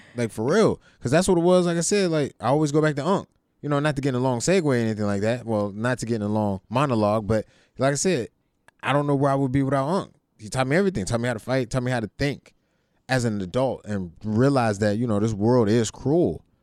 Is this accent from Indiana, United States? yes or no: no; Youngstown, Ohio, United States; I came from Youngstown